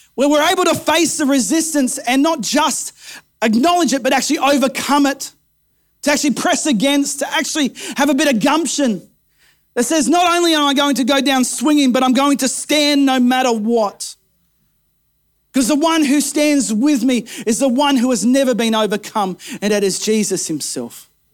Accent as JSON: {"language": "English", "town": "Kempsey", "region": "New South Wales", "country": "Australia", "tie": "born or raised there"}